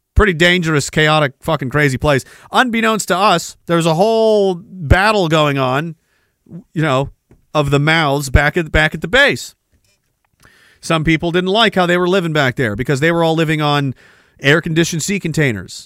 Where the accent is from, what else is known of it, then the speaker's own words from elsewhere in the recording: Canada; we get back to Canada